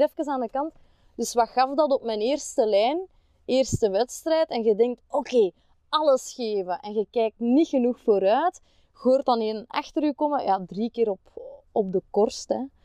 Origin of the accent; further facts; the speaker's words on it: Opwijk, Flanders, Belgium; now in Kempen, Belgium; ik ben oorspronkelijk van Opwijk